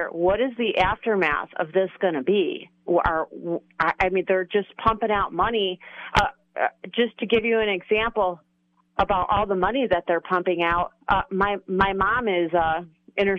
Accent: Chicago, Illinois, United States; moved away; I'm originally from Chicago area

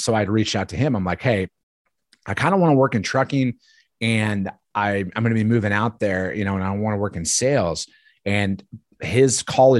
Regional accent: Wisconsin, United States; I'm from Northern Wisconsin originally.

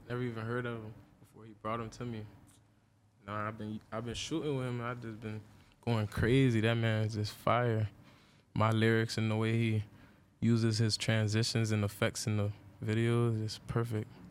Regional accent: Deerfield Beach, Florida, United States; where I stayed at in Florida, I stayed in Deerfield

